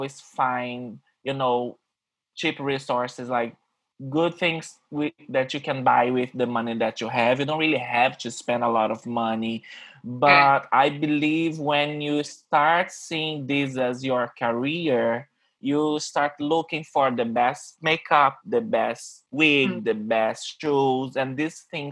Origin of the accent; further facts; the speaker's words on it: Rio de Janeiro, Brazil; English is a second language; moved away as an adult; now in New York, United States; I'm from Rio in Brazil